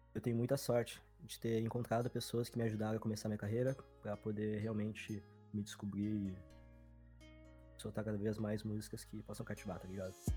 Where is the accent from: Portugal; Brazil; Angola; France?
Brazil; Porto Alegre, Rio Grande do Sul; sou daqui de Porto Alegre, Rio Grande do Sul